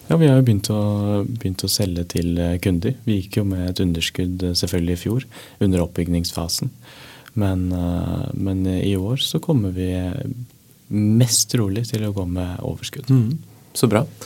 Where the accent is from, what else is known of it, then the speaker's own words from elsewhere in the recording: Norway; jeg er norsk